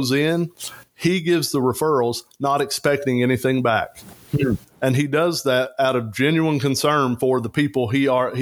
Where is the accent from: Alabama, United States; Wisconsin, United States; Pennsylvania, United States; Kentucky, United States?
Kentucky, United States; Eastern; I'm from Eastern Kentucky